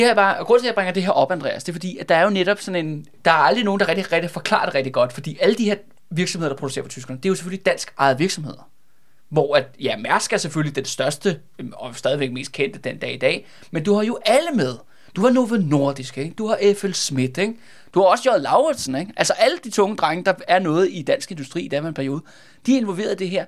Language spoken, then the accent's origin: Danish; Glostrup / Brøndby, Capital Region of Denmark, Denmark; som er grænsen mellem Glostrup og Brøndby. Det er derude, hvor jeg er fra